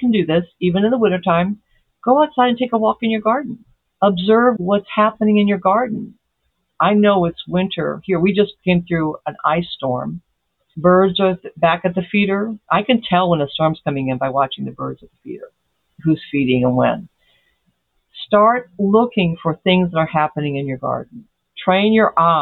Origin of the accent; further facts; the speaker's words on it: Brazil; moved away; also born or lived in Ozarks; I was raised in Brazil